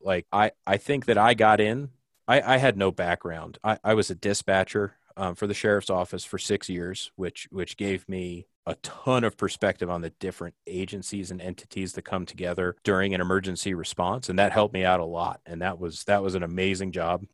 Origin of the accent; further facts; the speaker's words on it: New Jersey, United States; moved away as an adult; now in Jackson Hole, United States; I'm originally from New Jersey